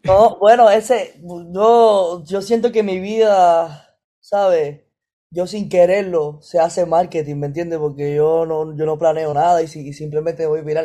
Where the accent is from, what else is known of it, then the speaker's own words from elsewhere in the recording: Ciego de Ávila, Cuba; moved away; Yo nací en Ciego de Ávila, o sea, un lugar más para atrás